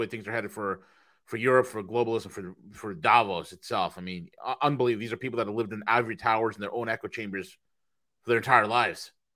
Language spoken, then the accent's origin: English; Rockland County, New York, United States; I grew up in Rockland County.